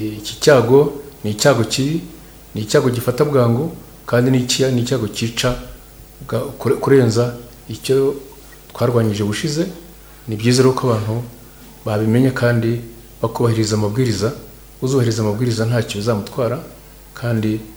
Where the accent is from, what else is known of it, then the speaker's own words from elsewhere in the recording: Rwanda; natwe kandi abanyarwanda